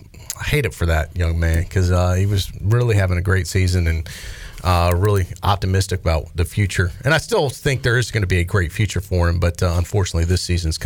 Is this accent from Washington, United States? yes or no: no; Raleigh, North Carolina, United States; now in Greenville, United States; even though I'm from here now, I didn't grow up here. I grew up in Raleigh.